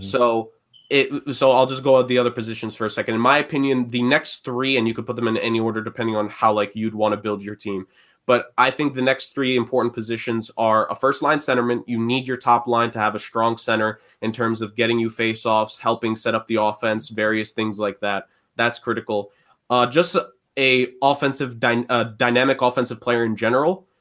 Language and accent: English; New York City, New York, United States; growing up in New York City, in the public schools